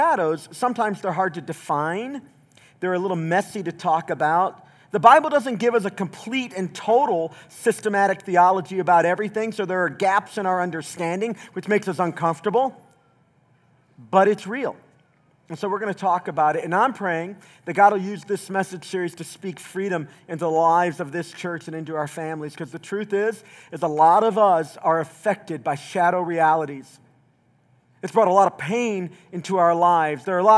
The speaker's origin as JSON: {"language": "English", "region": "Southeast Tennessee", "country": "United States", "tie": "born or raised there", "moved": "yes", "said": "I grew up mostly in Southeast Tennessee."}